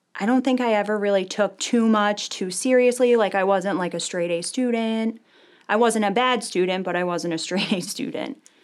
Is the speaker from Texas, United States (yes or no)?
no; Medford, New Jersey, United States; I wasn't born in New Jersey, but I was raised in Medford, New Jersey.